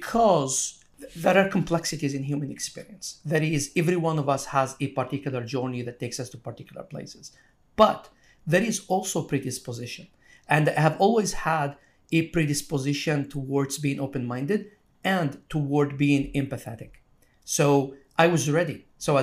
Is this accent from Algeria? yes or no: yes; Algeria; moved away as an adult; now in United States; So when I came to America, I came from Algeria 22 years ago. So I went to college. And in Algeria, I mean, meat is a treat.